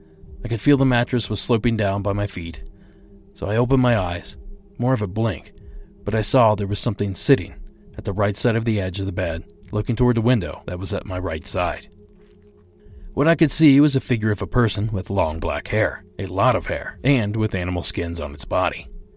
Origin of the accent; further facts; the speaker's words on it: New Mexico, United States; also born or lived in Utah / Arizona; I am originally from Arizona and New Mexico. I am Navajo Native American. This event happened in September of 1993. I grew up in Utah and Arizona and spent my teenage years in New Mexico.